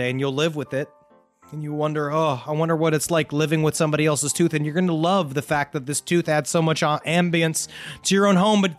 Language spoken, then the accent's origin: English; Virginia Beach, Virginia, United States; in my hometown of Virginia Beach, there's a guy who calls himself the Black Widow.